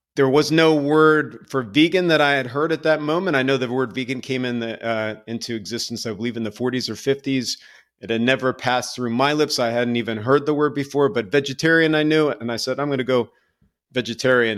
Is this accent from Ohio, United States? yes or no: no; Lansdowne, Pennsylvania, United States; I grew up in a Catholic, uh, household right outside of Philadelphia in a very small, I would almost say insignificant town called Lansdowne, Pennsylvania.